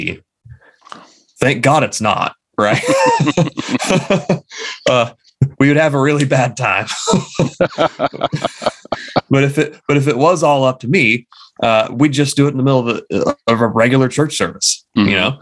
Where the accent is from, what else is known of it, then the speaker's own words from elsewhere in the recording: United States; being American Christians